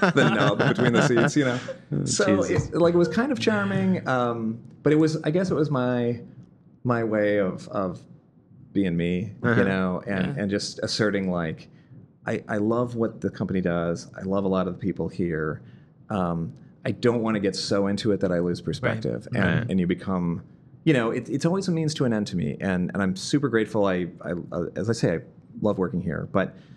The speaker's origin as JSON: {"language": "English", "region": "Midwest", "country": "United States", "moved": "yes", "said": "I'm from the Midwest"}